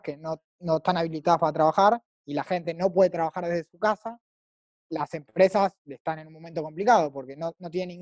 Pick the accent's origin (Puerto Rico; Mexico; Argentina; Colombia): Argentina; also born or lived in Madrid; argentino, 24 años, vivo en Buenos Aires